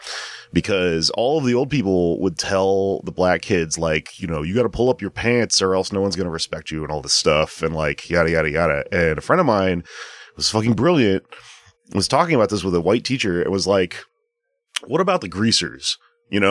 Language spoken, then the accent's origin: English; Houston, Texas, United States; I grew up in Houston in like mostly black and brown neighborhood